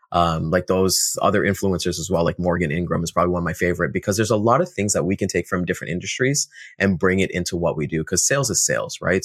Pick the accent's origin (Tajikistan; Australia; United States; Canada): Canada; Toronto, Ontario; we're out in Toronto, Ontario. Uh, I've been here all my life.